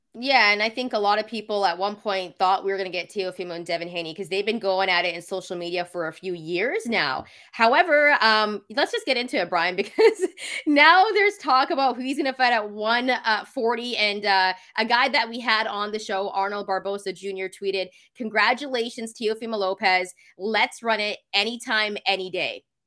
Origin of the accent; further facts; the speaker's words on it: Vancouver, British Columbia, Canada; I'm from Vancouver, Canada.